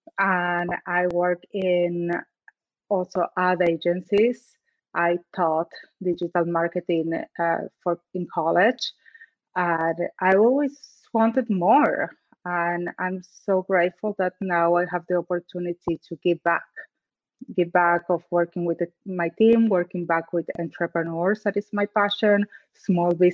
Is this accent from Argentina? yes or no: yes; Argentina; English is a second language; moved away as an adult; I'm from Argentina.